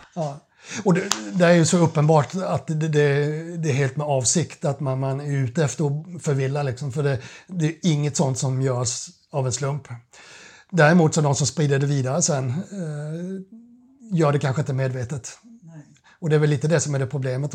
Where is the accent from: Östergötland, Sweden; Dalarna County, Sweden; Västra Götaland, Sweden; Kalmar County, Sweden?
Kalmar County, Sweden; Kalmar; moved away as an adult; now in Stockholm, Sweden; jag är uppvuxen på Öland, Kalmar